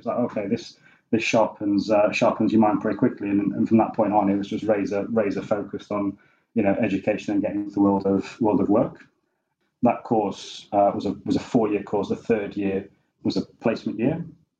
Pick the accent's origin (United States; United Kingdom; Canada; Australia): United Kingdom; Sheffield, Yorkshire and the Humber; I'm from Sheffield, I went to school in Sheffield, and actually went to Sheffield University to study economics.